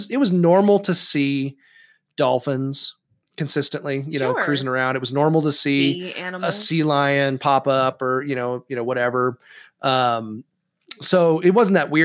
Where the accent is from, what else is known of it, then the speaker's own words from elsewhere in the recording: San Clemente, California, United States; I grew up in San Clemente, California, which is like surf capital USA